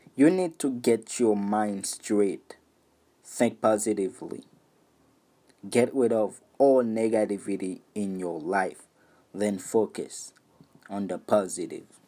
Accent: Haiti; English is a second language; I was born and raised in Haiti.

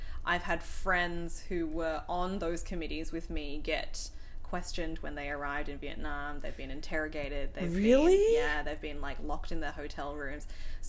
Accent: Australia; I also get that a lot when people talk to me on the phone, because they hear that I'm an Aussie

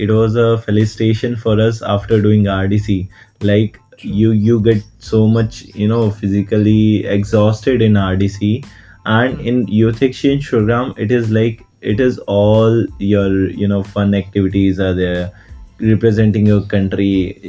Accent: India; I am from India.

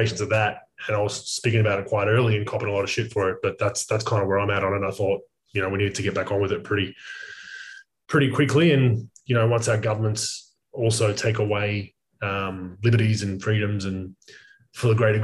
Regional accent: Melbourne, Victoria, Australia; moved away; I'm from Melbourne, Australia originally

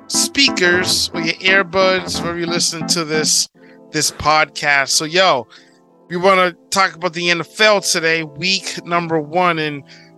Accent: New England, United States; Since we're from the New England area

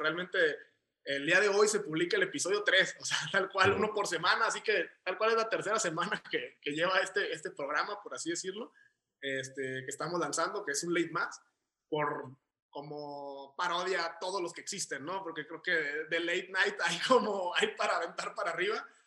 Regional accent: Guadalajara, Jalisco, Mexico; also born or lived in Tijuana; yo he residido aquí toda mi vida, de aquí soy y aquí es donde empecé

